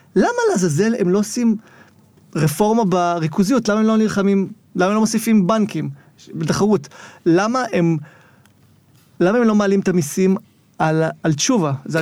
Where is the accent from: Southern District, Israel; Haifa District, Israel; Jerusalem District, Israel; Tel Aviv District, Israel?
Haifa District, Israel; Zikhron Ya'akov; born or raised there